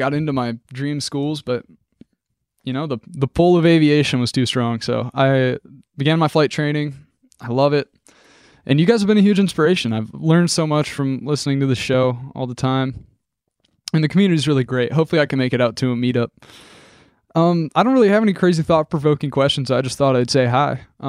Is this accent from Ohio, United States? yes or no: yes; Toledo, Ohio, United States; I'm from the Toledo, Ohio area.